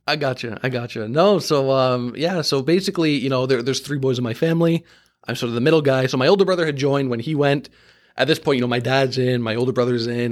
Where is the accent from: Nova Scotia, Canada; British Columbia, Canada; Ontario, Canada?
Ontario, Canada; Markham; I grew up in Markham in that, uh, suburb of Toronto